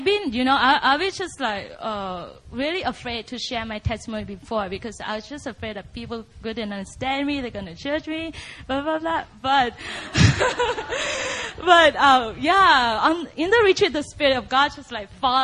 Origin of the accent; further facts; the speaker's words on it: Vietnam; moved away as an adult; now in United States; I grew up in Vietnam, and I was raised up in a huge, dedicated Buddhist